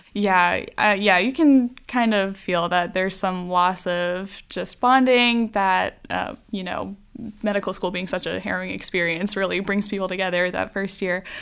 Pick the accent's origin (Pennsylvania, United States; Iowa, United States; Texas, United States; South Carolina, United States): South Carolina, United States; Greer; also born or lived in Columbia, South Carolina; I grew up mostly in Greer, South Carolina